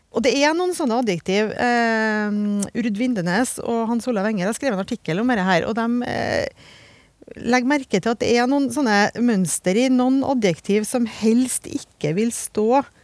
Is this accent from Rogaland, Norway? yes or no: no; Trøndelag, Norway; jeg er fra Trøndelag